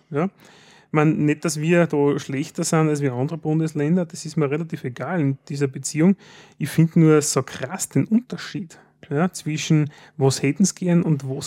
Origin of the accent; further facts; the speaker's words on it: Styria, Austria; Und als Steirer denkt man, äh, so lange arbeiten